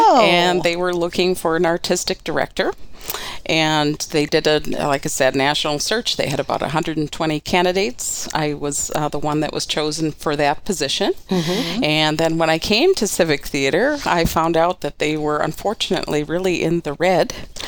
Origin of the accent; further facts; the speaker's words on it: Waukesha, Wisconsin, United States; moved away as an adult; also born or lived in Colchester, England; now in Spokane, United States; So I was born and raised in Waukesha, Wisconsin.